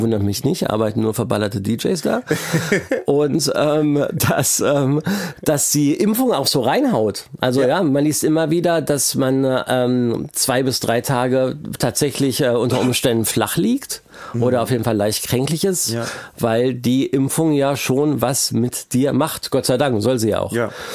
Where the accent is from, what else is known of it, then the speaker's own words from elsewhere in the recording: Braunschweig, Lower Saxony, Germany; ich komme aus Braunschweig